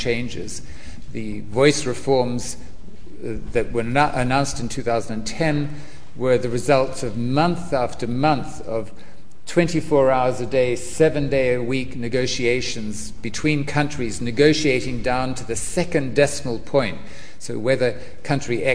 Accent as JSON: {"language": "English", "country": "New Zealand", "said": "I'm from New Zealand"}